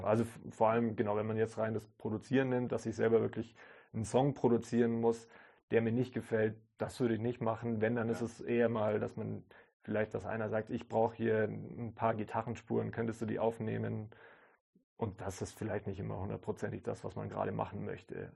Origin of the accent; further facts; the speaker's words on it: Kaufbeuren, Bavaria, Germany; da, wo ich aufgewachsen bin, in Kaufbeuren